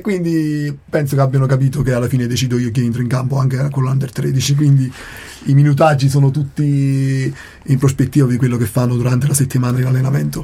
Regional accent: Naples, Campania, Italy; now in Trento, Italy; io che sono Partenopeo di Napoli

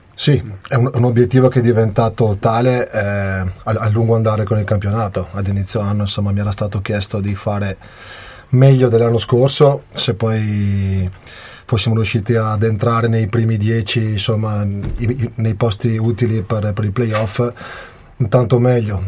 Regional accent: Vicenza, Veneto, Italy; moved away; also born or lived in Reggio Emilia / Bolzano; io che sono di Vicenza

